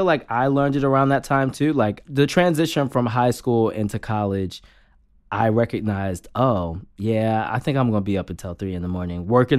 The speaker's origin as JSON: {"language": "English", "town": "Baltimore", "region": "Maryland", "country": "United States", "moved": "yes", "said": "I'm originally from Baltimore, Maryland"}